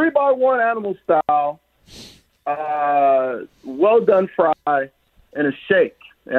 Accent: Detroit, Michigan, United States; moved away; I'm from Detroit. I've been here for 10 years now.

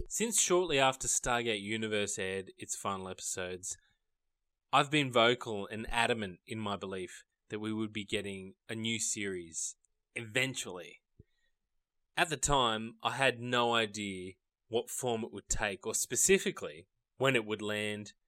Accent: Australia; I'm from Australia

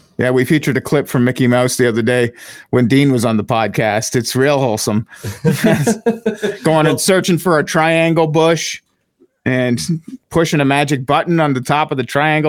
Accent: Ottawa, Ontario, Canada; moved away as an adult; also born or lived in Pembroke, Ontario / Hamilton, Ontario; I lived here until I was 19. I turned 20 in Pembroke, Ontario, and then, you know, the rest was all just resume. But, this is my hometown, technically.

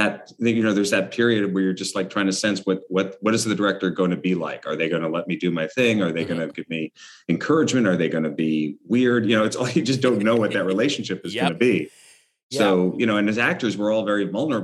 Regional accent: New York City, New York, United States; I was growing up on the Upper West Side

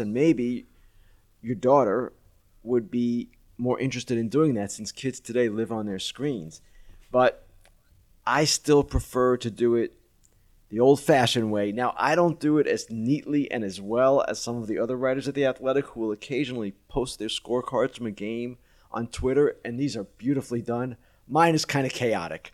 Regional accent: Long Island, New York, United States; I'm from Long Island

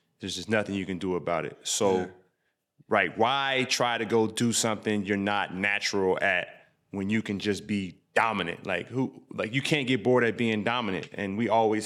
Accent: Illinois, United States; we're from Illinois

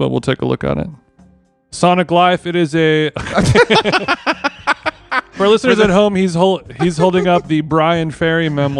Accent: Orange County, California, United States; now in Los Angeles, United States; I'm from Orange County originally

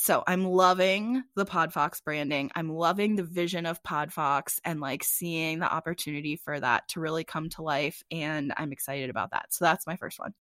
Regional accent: United States; now in Phoenix, United States; I'm from the Chesapeake Bay area

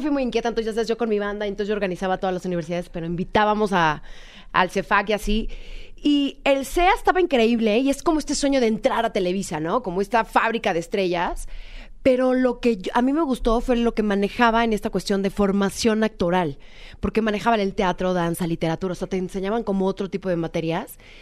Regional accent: Mexico; yo soy mexicana, soy de una familia tradicional mexicana

